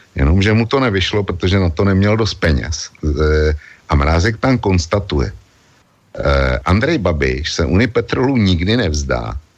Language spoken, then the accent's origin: Czech; Czechia; u nás v Čechách